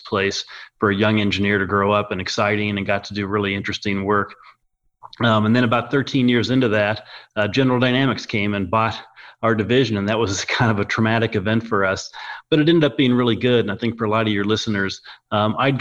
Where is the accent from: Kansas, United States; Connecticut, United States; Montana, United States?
Kansas, United States; Topeka; also born or lived in Northern Ohio; I grew up in Topeka, Kansas. I was actually born in Northern Ohio